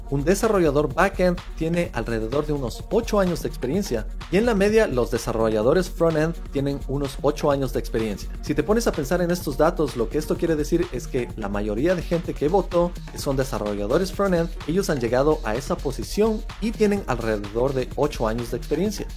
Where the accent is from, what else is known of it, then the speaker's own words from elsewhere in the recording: Ecuador; Para Ecuador, de donde vengo